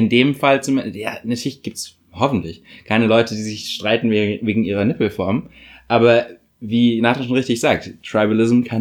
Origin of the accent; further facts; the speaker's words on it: Berlin, Germany; Ich bin Afrodeutsch, ähm, ich bin Berliner